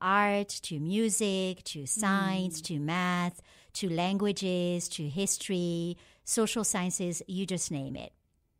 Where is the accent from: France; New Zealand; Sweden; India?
France; I just was very lucky to grow up as a Pakistani in France.